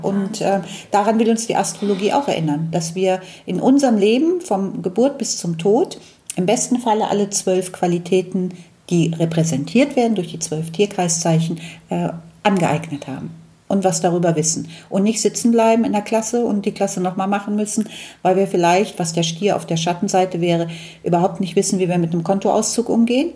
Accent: Cologne, North Rhine-Westphalia, Germany; ich bin ja in Köln aufgewachsen

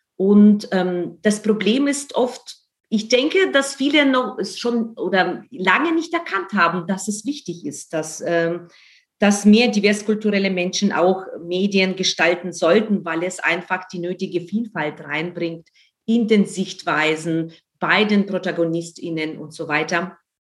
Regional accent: Ukraine; now in Germany; ich bin in der Ukraine aufgewachsen

